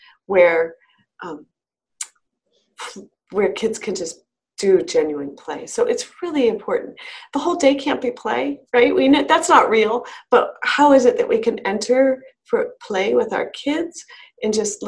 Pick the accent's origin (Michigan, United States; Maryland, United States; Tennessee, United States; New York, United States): Maryland, United States; moved away as an adult; now in Colorado, United States; in the area I grew up outside of DC